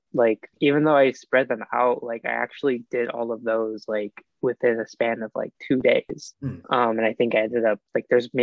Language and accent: English; East Coast, United States; now in West Coast, United States; I grew up on the East Coast